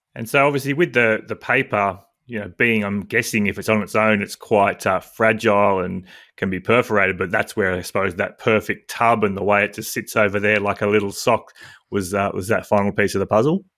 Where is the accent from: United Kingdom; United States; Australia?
Australia; being an Australian male